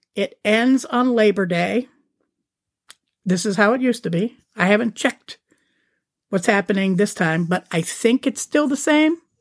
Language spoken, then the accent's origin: English; Youngstown, Ohio, United States; moved away; my hometown. Well, outside my suburb, but in the greater area of Youngstown, which is where I'm from